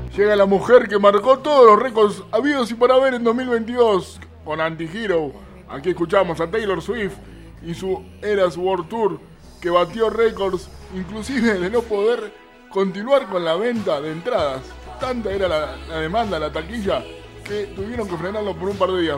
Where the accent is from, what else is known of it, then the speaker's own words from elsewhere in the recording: Argentina; now in Valencia, Spain; en mi país